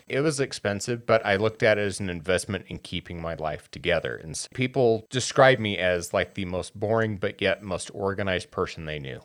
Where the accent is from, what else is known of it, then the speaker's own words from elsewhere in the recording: Wyoming, United States; now in Utah, United States; I grew up in Wyoming